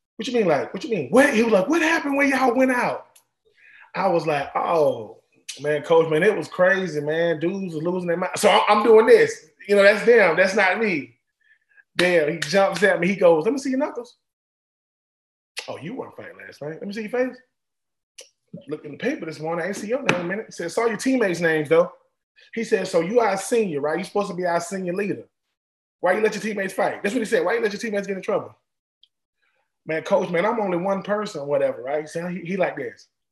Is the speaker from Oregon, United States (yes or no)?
no; Swainsboro, Georgia, United States; I'm from Swainsboro, Georgia. I'm from a little itty bitty little town in Georgia